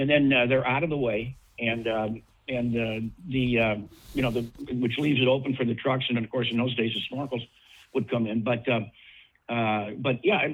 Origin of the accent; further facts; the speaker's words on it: Chicago, Illinois, United States; moved away; also born or lived in Detroit; I grew up in Chicago, and spent many, many hours on the Chicago Fire Department.